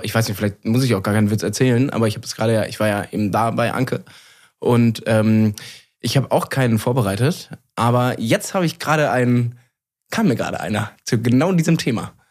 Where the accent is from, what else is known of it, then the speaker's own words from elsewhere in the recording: Cologne, North Rhine-Westphalia, Germany; Also als Kölner, ähm, natürlich schlägt das Herz ähm, für den FC Köln.